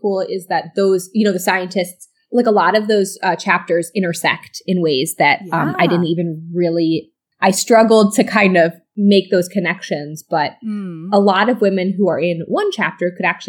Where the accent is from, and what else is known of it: Chicago, Illinois, United States; born or raised there; moved away